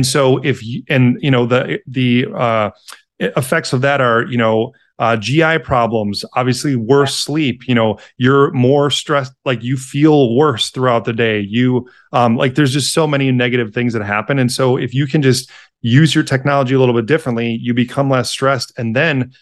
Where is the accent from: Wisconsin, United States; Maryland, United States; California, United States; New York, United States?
Wisconsin, United States; Milwaukee; moved away as an adult; also born or lived in Madison, Wisconsin; now in Chicago, United States; I live in Chicago now with my wife, but then I'm originally from Milwaukee